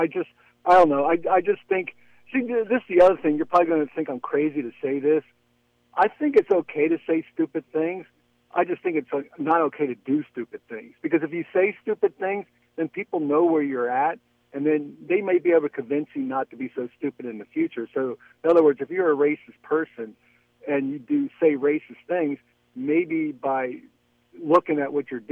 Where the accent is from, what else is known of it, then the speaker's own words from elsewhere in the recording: Philadelphia, Pennsylvania, United States; also born or lived in Lafayette, California; now in Orinda, United States; I grew up like in Philadelphia, which was a very a diverse city